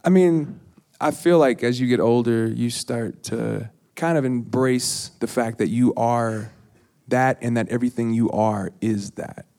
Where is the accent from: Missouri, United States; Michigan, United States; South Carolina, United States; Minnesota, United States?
Minnesota, United States; Minneapolis; accent: East Coast; I was from Minneapolis